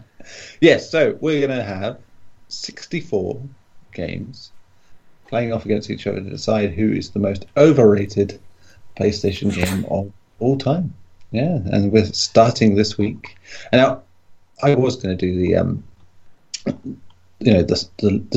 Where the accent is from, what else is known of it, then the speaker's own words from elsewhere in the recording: England, United Kingdom; being English